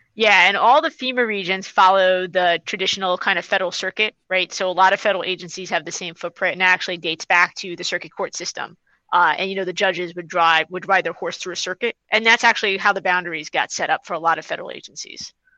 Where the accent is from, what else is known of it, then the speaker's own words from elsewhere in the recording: New York City, New York, United States; also born or lived in Washington, D.C.; I'm from New York City originally. I grew up on Staten Island